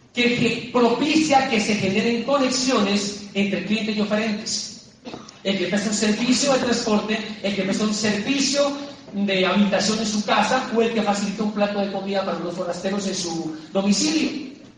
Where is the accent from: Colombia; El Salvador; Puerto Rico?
Colombia; Popayán, Cauca; moved away as an adult; also born or lived in Bogotá; mi ciudad natal de Popayán